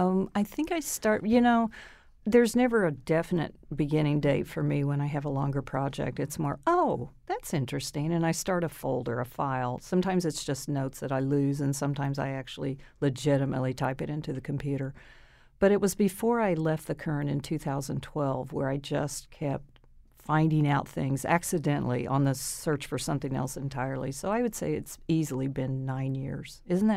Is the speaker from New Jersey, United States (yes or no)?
no; Missouri, United States; two-story pigeon roosts in my hometown. And I was always drawn to those buildings because I always wondered what went on there. And I found myself, as I was walking through Frog Hollow, feeling this weird sense of home. It doesn't look, we don't have perfect sixes in Missouri.